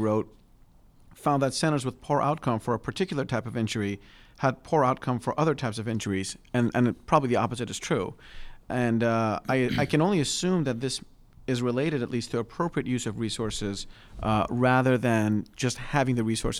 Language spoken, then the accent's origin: English; Pennsylvania, United States; there are state level designations in my home state of Pennsylvania